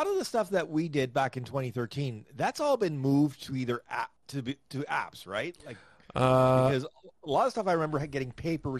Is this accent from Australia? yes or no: no; Canada; as a Canadian